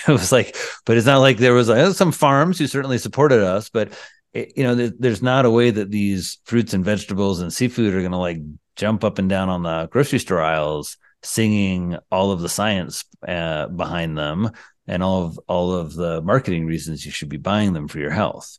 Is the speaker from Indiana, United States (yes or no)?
yes; Indiana, United States; I come from Indiana, the land of the sea